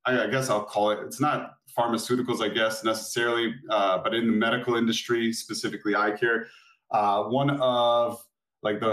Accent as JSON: {"language": "English", "region": "Florida", "country": "United States", "said": "I live in Florida. I'm from Florida"}